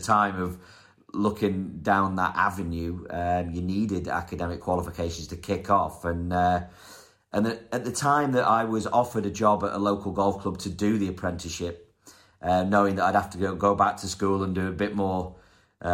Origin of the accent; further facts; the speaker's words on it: North West England, United Kingdom; also born or lived in Wales / London; You know, and then we moved away. We moved from Wales to London area. And then I didn't play golf there either. We moved up north to the northwest of England.